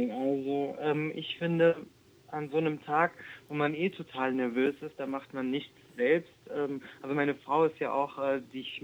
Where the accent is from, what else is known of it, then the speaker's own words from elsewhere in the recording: Germany; ich bin ja hier in Deutschland geboren